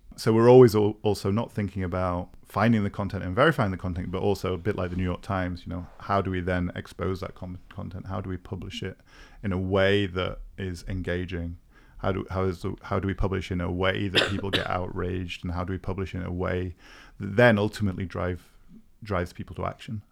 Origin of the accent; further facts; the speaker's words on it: United Kingdom; also born or lived in Cambridge; now in Berlin, Germany; I'm a Brit who is, uh, based in Berlin